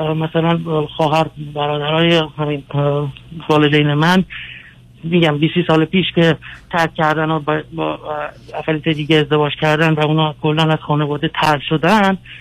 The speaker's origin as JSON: {"language": "Persian", "country": "United States", "tie": "born or raised there", "also_born_or_lived": "Iran", "said": "من اینجا تو آمریکا بزرگ شدم"}